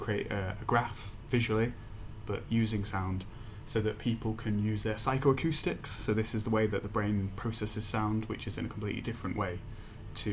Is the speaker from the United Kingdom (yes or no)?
yes; Leeds, Yorkshire and the Humber, United Kingdom; now in Edinburgh, United Kingdom; I'm from Leeds in England